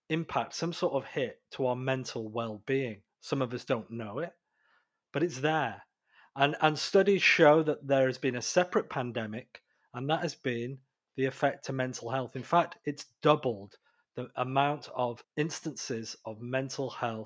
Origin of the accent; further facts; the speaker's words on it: United Kingdom; moved away; I'm British originally